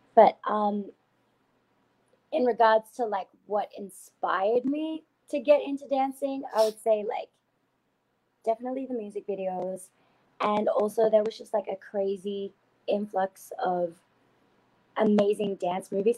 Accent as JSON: {"language": "English", "town": "Canberra", "region": "Australian Capital Territory", "country": "Australia", "also_born_or_lived": "Sydney", "moved": "as an adult", "said": "I'm from Canberra, Australia, which is actually the capital of Australia."}